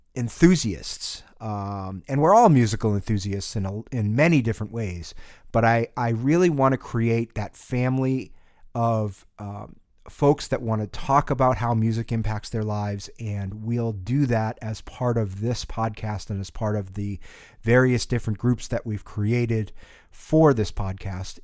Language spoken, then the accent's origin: English; New England, United States; growing up in New England